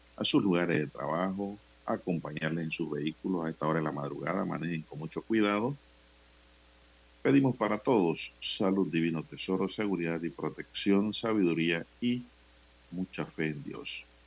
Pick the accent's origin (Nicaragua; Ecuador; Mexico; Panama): Panama; Santiago de Veraguas, Veraguas; en Santiago de Veragua, mi provincia natal. Veraguas.